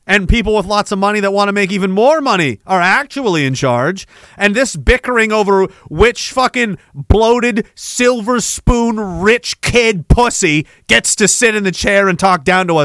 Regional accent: Scotland, United Kingdom; That's because as a Scot slash Dane, I don't have the like.

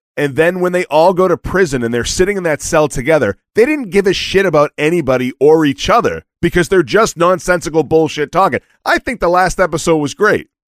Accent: Boston, Massachusetts, United States; I'm from Boston

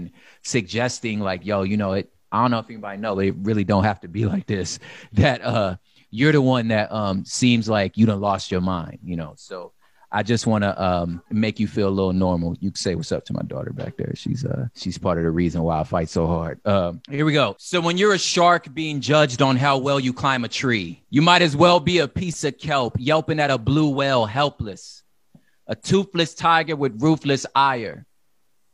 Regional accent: Los Angeles, California, United States; I'm from South Central Los Angeles, which means I'm very familiar with gun violence.

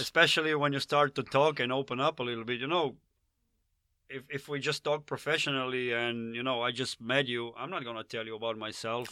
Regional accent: Slovenia; accent: Slavic; English is a second language; I'm from Slovenia

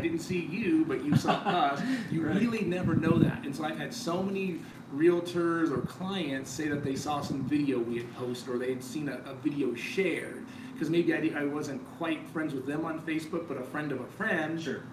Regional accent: Colorado Springs, Colorado, United States; born or raised there; also born or lived in Panama / Georgia

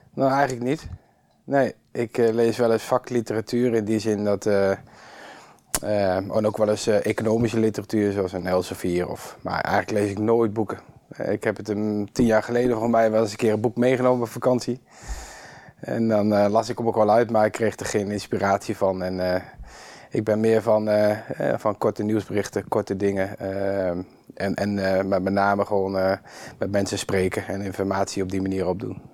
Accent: Kampen, Overijssel, Netherlands; ik ben hier opgegroeid in Kampen, in een volksbuurt.

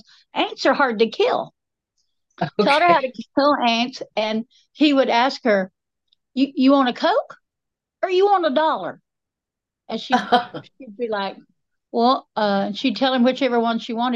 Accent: Enka-Candler, North Carolina, United States; I grew up in Inca Candler, west by God, Buncombe County.

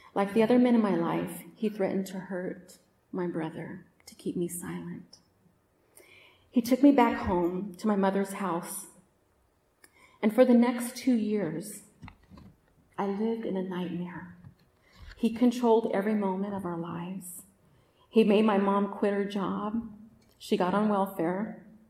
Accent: Oakland, California, United States; also born or lived in Roseville, California; I grew up in Oakland in Northern California

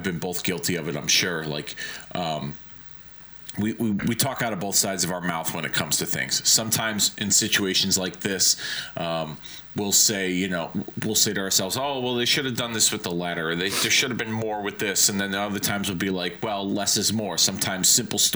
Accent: Hartford, Connecticut, United States; my hometown in Hartford

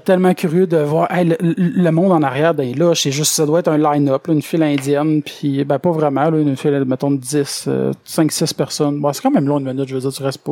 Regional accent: Quebec, Canada; moved away as an adult; also born or lived in Victoriaville; je viens du Lac-Saint-Jean

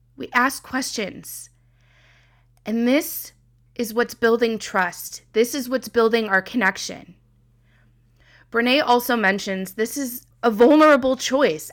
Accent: Midwest, United States; I'm from the Midwest

